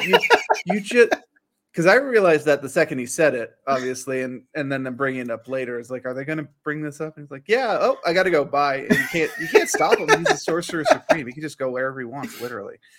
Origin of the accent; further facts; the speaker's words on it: United States; being an American